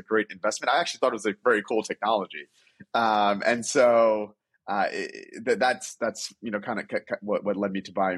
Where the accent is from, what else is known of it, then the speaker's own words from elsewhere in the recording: New York, United States; growing up in New York, you learn to love basketball